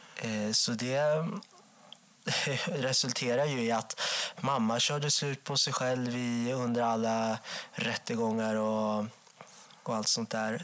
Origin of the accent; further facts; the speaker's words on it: Enköping, Uppsala County, Sweden; jag växte upp i Enköping